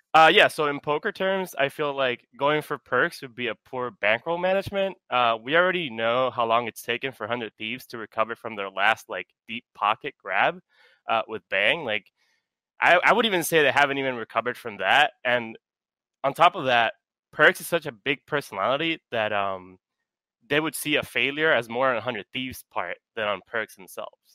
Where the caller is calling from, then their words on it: New York City, New York, United States; I am calling from New York City